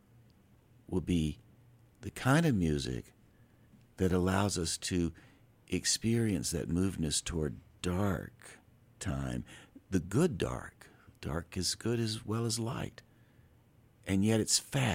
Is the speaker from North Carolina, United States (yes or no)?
yes; Asheville, North Carolina, United States; also born or lived in Taos, New Mexico; I am from Asheville.